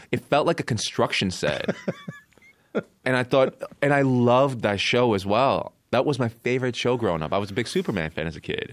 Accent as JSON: {"language": "English", "town": "Coquitlam", "region": "British Columbia", "country": "Canada", "tie": "born or raised there", "also_born_or_lived": "South Korea / Vancouver Island", "said": "I moved to Canada, I moved to Vancouver Island when I was eight from Korea. And then in my teens, I grew up in Coquitlam, B C"}